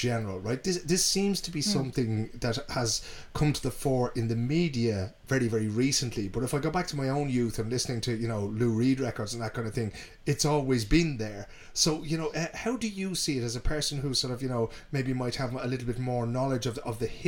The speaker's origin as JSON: {"language": "English", "town": "Dublin", "region": "Leinster", "country": "Ireland", "tie": "born or raised there", "said": "I grew up in Dublin"}